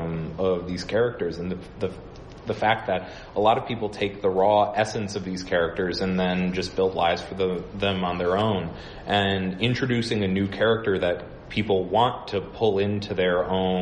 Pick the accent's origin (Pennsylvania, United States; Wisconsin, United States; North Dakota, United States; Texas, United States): Wisconsin, United States; Milwaukee; moved away; I grew up in Milwaukee, Wisconsin